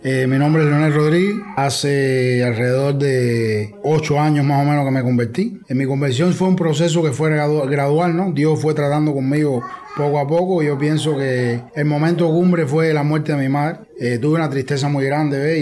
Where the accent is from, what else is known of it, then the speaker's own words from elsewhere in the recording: Cuba; yo era como los cubanos típicos